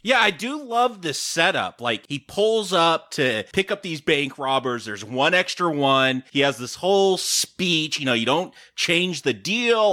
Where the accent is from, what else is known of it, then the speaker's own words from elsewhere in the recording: United States; I'm American